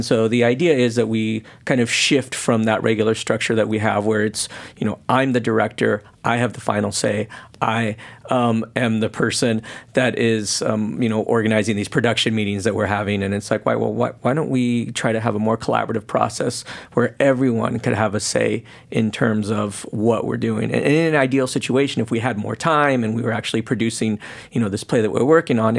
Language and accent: English; Portland, Oregon, United States; One of it being that it's taking place in my hometown. I'm originally from Oregon and Portland.